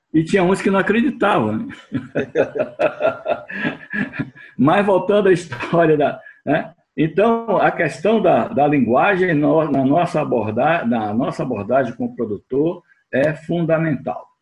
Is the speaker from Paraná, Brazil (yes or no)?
no; Bahia, Brazil; como nordestino também, né, porque eu sou baiano